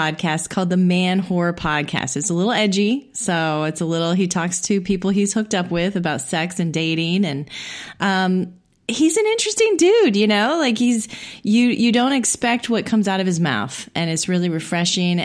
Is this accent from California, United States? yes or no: no; Indiana, United States; moved away; also born or lived in Illinois / Chicago; Indiana, of course, my hometown